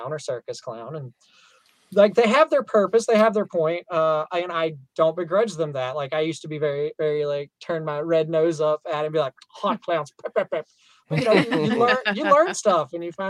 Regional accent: the South, Southern United States, United States; accent: southern; my southern accent

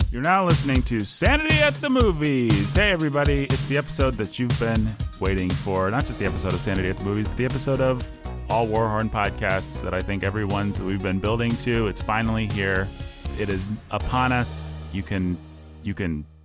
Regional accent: Bloomington, Indiana, United States; I grew up in the Midwest. I grew up in Bloomington, Indiana

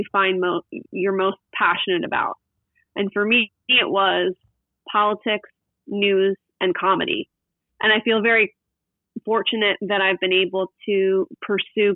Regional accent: West Chester, Pennsylvania, United States; now in Newport Beach, United States; I grew up in Westchester, Pennsylvania, which is a suburb of Philadelphia

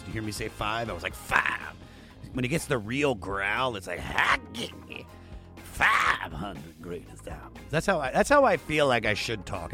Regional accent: Washington, District of Columbia, United States; I'm from the Washington, D C area

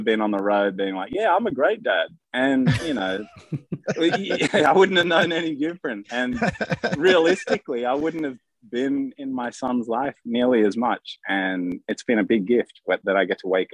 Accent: Sydney, New South Wales, Australia; in Australia, we grew up in Sydney.

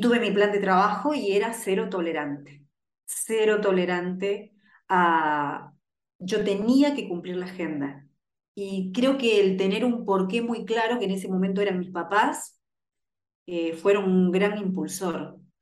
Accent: Rosario, Santa Fe, Argentina; Yo soy nací en una ciudad en Rosario que es, creo que el barrio más peligroso de la ciudad de Rosario.

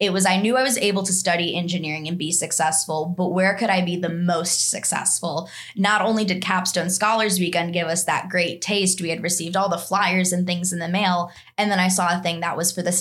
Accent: Chicago, Illinois, United States; moved away as an adult; also born or lived in Alabama; I'm actually from the western suburbs of Chicago

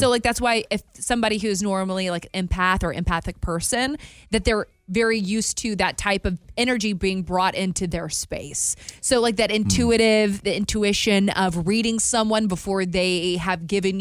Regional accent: Alabama, United States; moved away; Growing up in Alabama

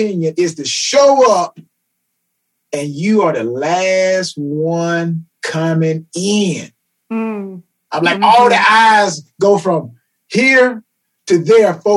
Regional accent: Atlanta, Georgia, United States; I am from Atlanta, Georgia, reside in Atlanta, Georgia presently

